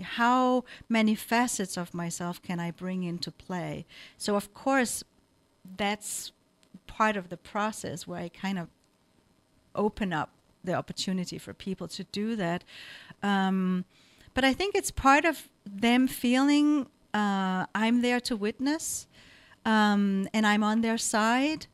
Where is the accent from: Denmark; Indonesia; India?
Denmark; moved away as an adult; also born or lived in Nepal; now in San Francisco Bay Area, United States; I come from Denmark.